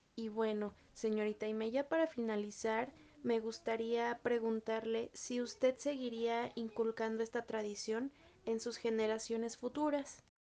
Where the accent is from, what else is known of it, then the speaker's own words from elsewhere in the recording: Mexico; somos mexicanos y como mexicanos nunca debemos de olvidar pues el origen